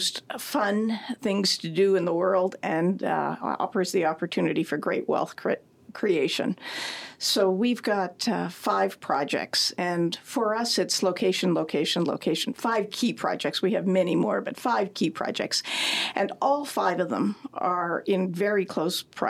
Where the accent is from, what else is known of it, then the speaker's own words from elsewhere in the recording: Timmins, Ontario, Canada; moved away; I grew up in Timmins